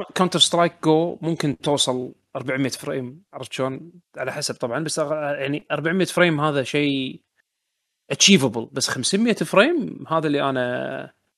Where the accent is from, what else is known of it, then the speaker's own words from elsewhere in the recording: Kuwait; عندنا بالكويت